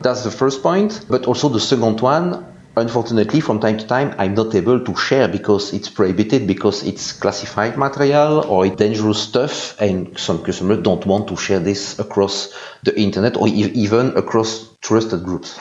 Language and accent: English; Belgium; English is a second language; I'm from Belgium, so you can hear this with my very nice English accent